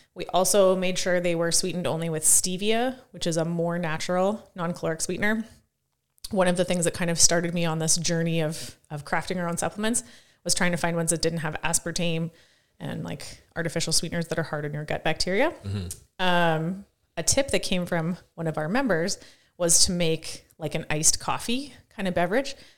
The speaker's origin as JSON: {"language": "English", "town": "Saskatoon", "region": "Saskatchewan", "country": "Canada", "tie": "born or raised there", "said": "I grew up about two hundred meters from where we are right now."}